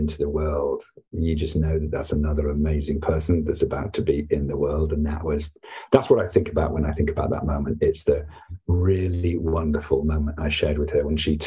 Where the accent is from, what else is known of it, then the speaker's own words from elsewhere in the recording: United Kingdom; as a Brit